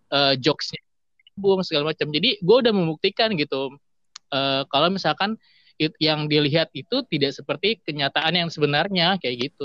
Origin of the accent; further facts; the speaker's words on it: Indonesia; gue yang dari kecil di Indonesia